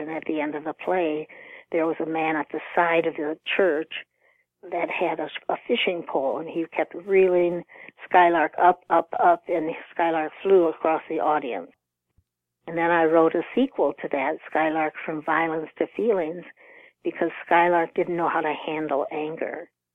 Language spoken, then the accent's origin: English; Rockford, Illinois, United States; also born or lived in Texas; I grew up in Rockford, Illinois, about 90 miles from Chicago.